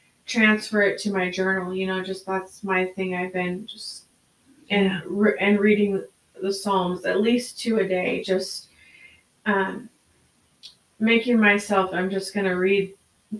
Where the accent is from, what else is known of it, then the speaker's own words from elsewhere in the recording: United States; as American Christians